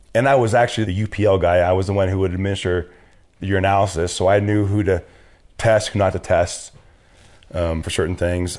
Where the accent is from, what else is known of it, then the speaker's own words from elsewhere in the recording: Riverside, California, United States; also born or lived in San Rafael, California / Fort Ord, California / Orange County, California; Born and raised in Southern California